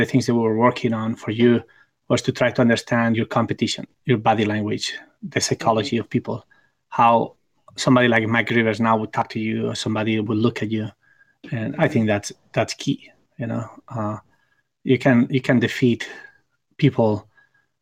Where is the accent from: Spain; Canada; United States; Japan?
Spain; Barcelona, Catalonia; my hometown in Barcelona